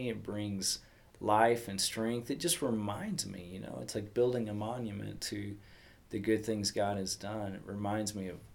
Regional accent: Texas, United States; growing up in Texas, and I I had a mom who was devoted to the Lord and in church uh, on a regular basis.

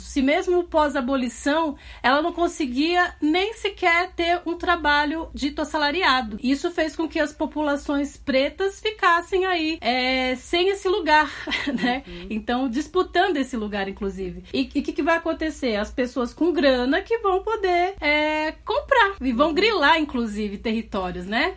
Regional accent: São Paulo, Brazil; na Zona Leste de São Paulo, que é de onde eu sou

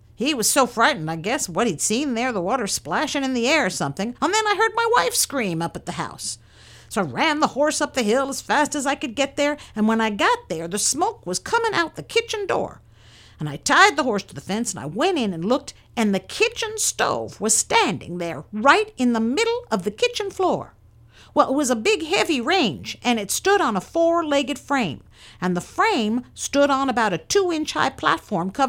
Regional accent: Point Arena, California, United States; also born or lived in Alameda, California; I was born on May the 8th, 1881, in Alameda, and I came up to Point Arena in the fall of 1886 when I was 5 years old.

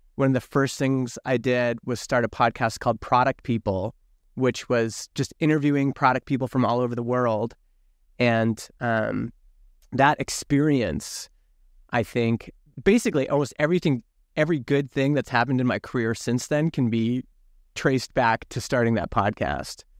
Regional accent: Alberta, Canada; I grew up in Alberta, which is, like, kind of conservative country here in Canada

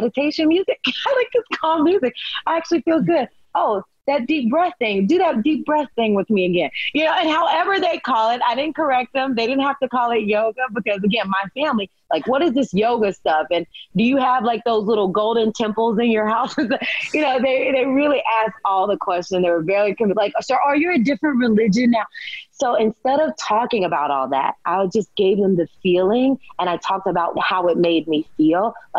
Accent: the South, United States; I was raised in the South. Look, we ate, you know, pork and bacon and chitlins and all the things.

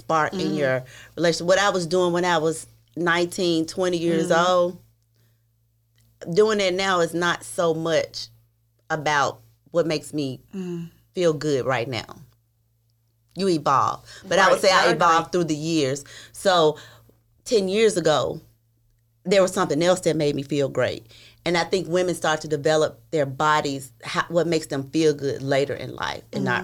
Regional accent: Tennessee, United States; I'm from Tennessee.

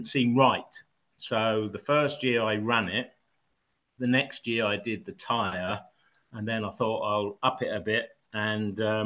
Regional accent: Eastbourne, South East England, United Kingdom; moved away; my hometown of Eastbourne

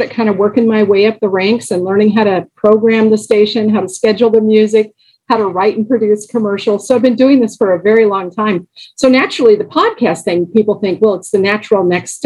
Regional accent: Los Angeles, California, United States; I grew up in Los Angeles

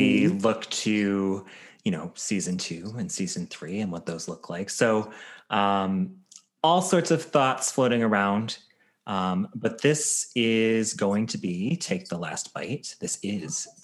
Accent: Chicago, Illinois, United States; moved away; also born or lived in Southeast Michigan; I was born and raised in Chicago, and we lived in, you know, Chicago suburbs for a while, and then moved to a farm in Southeast Michigan.

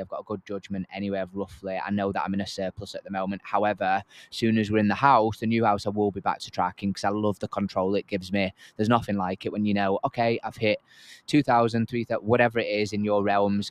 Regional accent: Yorkshire and the Humber, United Kingdom; I'm from Yorkshire

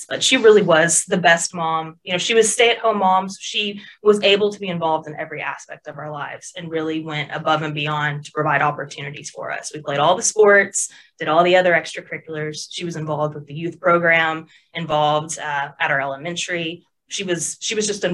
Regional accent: Bryant, Arkansas, United States; also born or lived in Little Rock, Arkansas / Otter Creek, Arkansas; I am born and raised in Arkansas. I've lived in a couple different areas of the state, but never outside of it

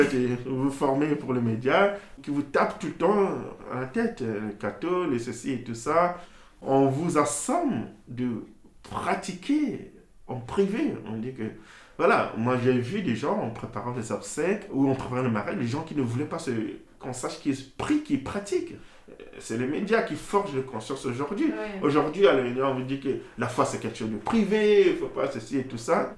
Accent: Brazzaville, Republic of the Congo; moved away as an adult; now in Pouilly, France; Je suis né à Brazzaville même

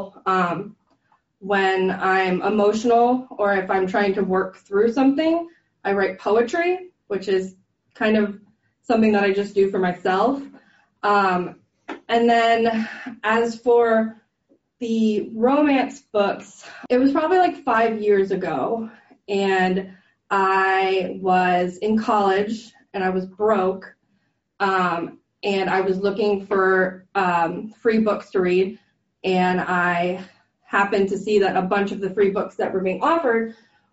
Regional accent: Florida, United States; I grew up here in Florida

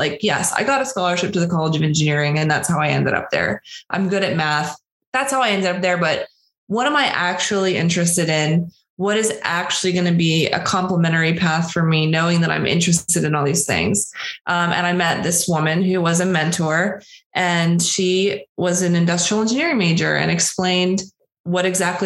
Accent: Pittsburgh, Pennsylvania, United States; I'm from Pittsburgh, Pennsylvania, outside of Pittsburgh, Western PA.

